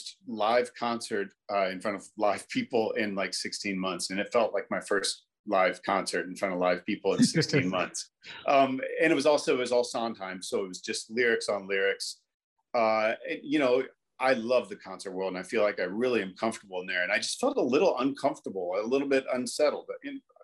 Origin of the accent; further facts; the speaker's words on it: Indianapolis, Indiana, United States; I grew up in Indianapolis, Indiana